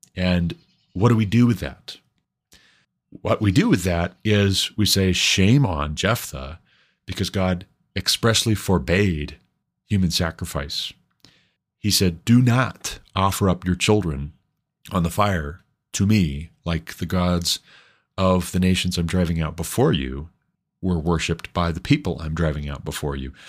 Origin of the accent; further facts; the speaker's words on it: Montana, United States; moved away; I'm from Montana